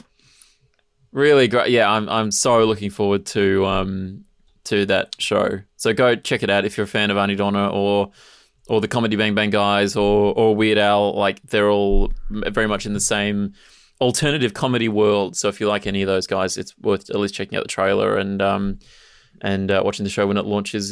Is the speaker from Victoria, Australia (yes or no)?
yes; Mornington Peninsula, Victoria, Australia; I grew up on the Mornington Peninsula